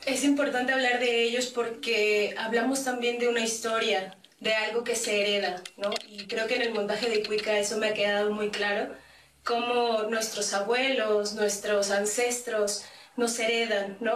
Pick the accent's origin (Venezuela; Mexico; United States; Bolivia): Mexico; como mexicanos de dónde venimos